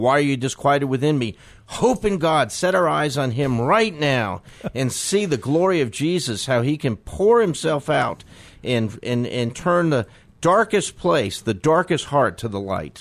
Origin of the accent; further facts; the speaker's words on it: New York, United States; now in Memphis, United States; I grew up in New York